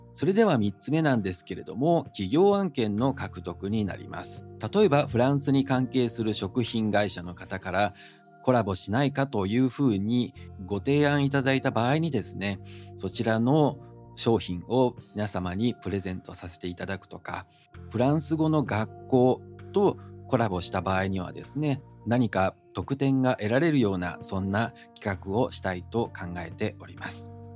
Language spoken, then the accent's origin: Japanese; Osaka, Japan; moved away as an adult; also born or lived in Taiwan / France; 大阪生まれの大阪育ち、純粋な日本人でございます